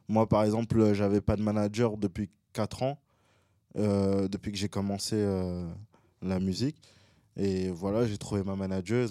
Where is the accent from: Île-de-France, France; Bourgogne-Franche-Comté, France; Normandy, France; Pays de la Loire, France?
Île-de-France, France; Boulogne-Billancourt; also born or lived in Gabon; Je suis de Boulogne-Biancourt